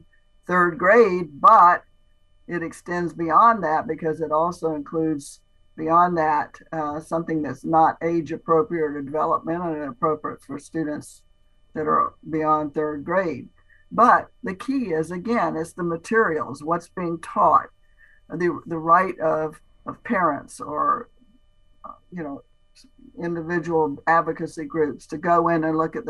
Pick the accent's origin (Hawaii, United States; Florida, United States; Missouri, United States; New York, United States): Florida, United States; Strawberry area; I'm from Strawberry area, but I love key limes because my family was in citrus